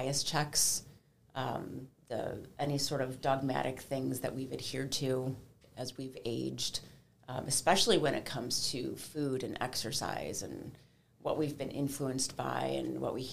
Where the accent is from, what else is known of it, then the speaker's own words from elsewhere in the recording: Cleveland, Ohio, United States; also born or lived in Washington, D.C.; I am a native Clevelander, born and raised in Cleveland